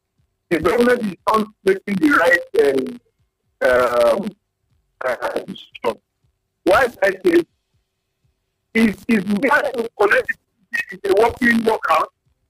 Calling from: Abuja, Federal Capital Territory, Nigeria; from Abuja.

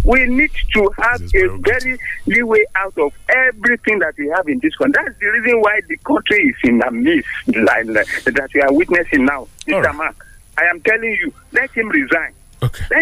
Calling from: Lambeth, London, United Kingdom; I'm calling from Lambeth.

